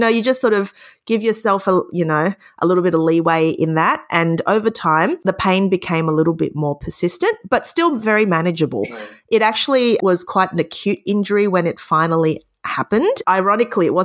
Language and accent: English; Victoria, Australia; I was lucky enough to be accepted into my home state university, which is Melbourne University